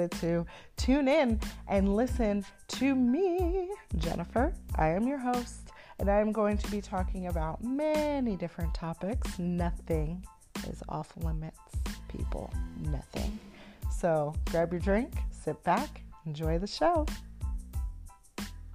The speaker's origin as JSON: {"language": "English", "town": "Egg Harbor Township", "region": "New Jersey", "country": "United States", "tie": "born or raised there", "moved": "as an adult", "lives_now": "Texas, United States", "said": "I'm originally from New Jersey. Most people don't know the township, but I'm from EHT. It's about 15, 20 minutes outside of Atlantic City. And I was born and raised there for 22 years."}